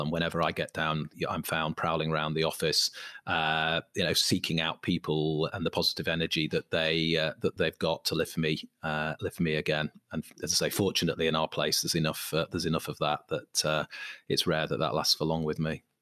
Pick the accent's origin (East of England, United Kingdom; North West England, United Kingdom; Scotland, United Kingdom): North West England, United Kingdom; Manchester; I'm from Manchester